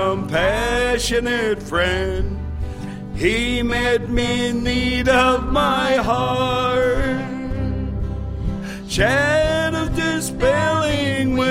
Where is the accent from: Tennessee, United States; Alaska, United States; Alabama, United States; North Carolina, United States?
Alaska, United States; Dillingham; now in Anchorage, United States; I'm originally from Dillingham.